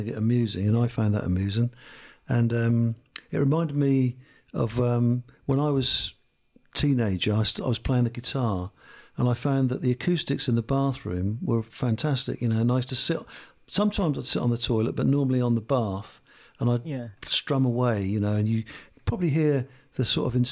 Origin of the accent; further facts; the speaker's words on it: Lowestoft, East of England, United Kingdom; I'm from Lowestoft.